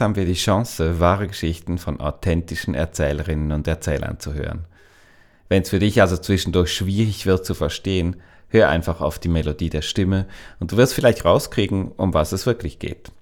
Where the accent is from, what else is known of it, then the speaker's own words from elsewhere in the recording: Switzerland; accent: Swiss German; first language Swiss German; auf Schweizerdeutsch, also in seiner und auch in meiner Muttersprache